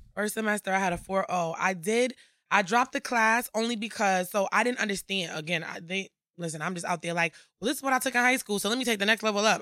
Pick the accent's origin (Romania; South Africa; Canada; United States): United States; Bridgeport, Connecticut; I'm from Bridgeport, Connecticut, born and raised.